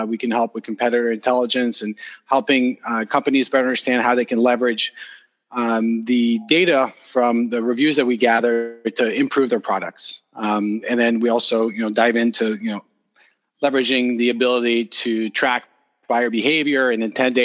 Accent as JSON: {"language": "English", "town": "Montreal", "region": "Quebec", "country": "Canada", "tie": "born or raised there", "moved": "yes", "lives_now": "California, United States", "said": "I grew up in Montreal, so I'm French Canadian."}